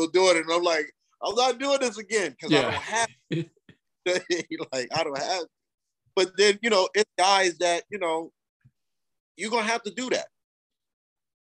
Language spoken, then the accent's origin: English; Camden, New Jersey, United States; I'm from Jersey. Originally from Jersey